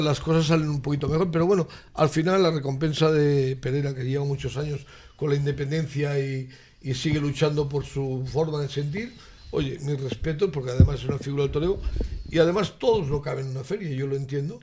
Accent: Valencian Community, Spain; por mi tierra, por Valencia

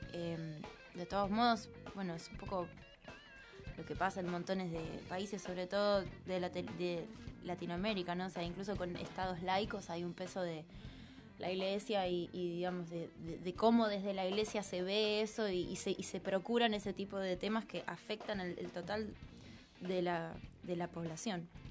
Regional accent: Buenos Aires, Argentina; moved away as an adult; now in Mexico; nací acá, crecí acá y siempre me consideré súper como porteña

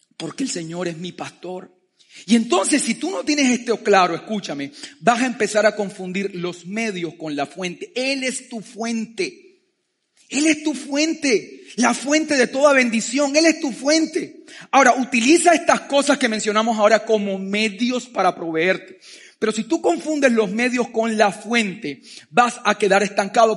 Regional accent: Colombia; yo nací por accidente en Colombia

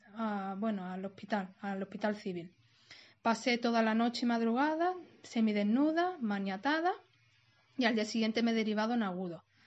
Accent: Málaga, Andalusia, Spain; tengo 37 años y soy de Málaga Capital

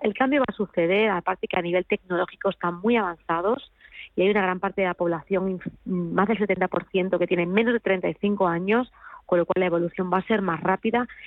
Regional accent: Spain; yo como española

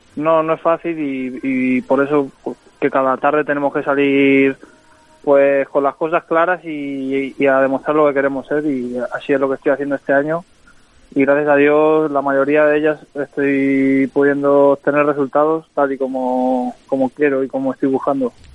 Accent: Los Santos de la Humosa, Community of Madrid, Spain; also born or lived in Guadalajara; Yo soy de, sí, de un pueblo de Madrid que se llama Los Santos de la moza. Está muy cerca de Alcalá de Henares

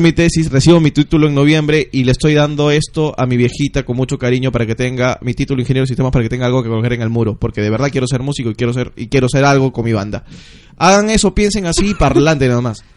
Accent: Ica, Peru; moved away; yo soy de Ica. Y allá te he vivido el terremoto del 96, el terremoto del 2000

